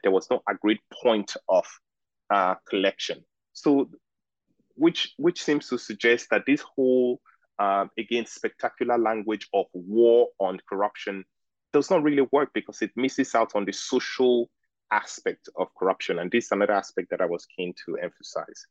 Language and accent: English; Lagos, Nigeria; moved away as an adult; also born or lived in Oxford; I am Nigerian and I grew up in Lagos